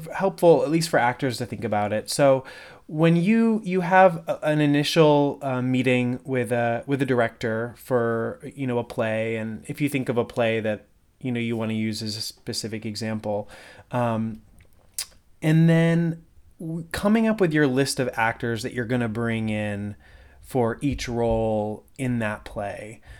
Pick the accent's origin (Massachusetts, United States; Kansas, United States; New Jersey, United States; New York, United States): Massachusetts, United States; West Springfield; I grew up in West Springfield, just down the road.